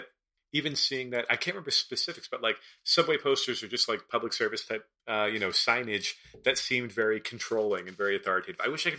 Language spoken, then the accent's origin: English; United States; also born or lived in Philadelphia / Paris; now in New York, United States; me as an American in Paris, and having lived in like Philadelphia is where I spent a lot of time.